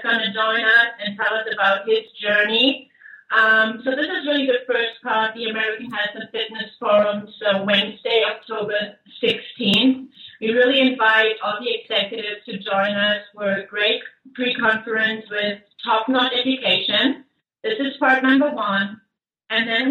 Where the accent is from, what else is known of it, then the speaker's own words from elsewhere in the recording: Germany; moved away as an adult; now in United States; As you can tell, I'm from Germany